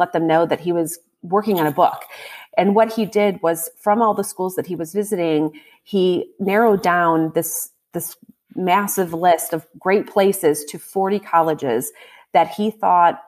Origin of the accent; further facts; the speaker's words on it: Ohio, United States; my home state. Ohio has 5 schools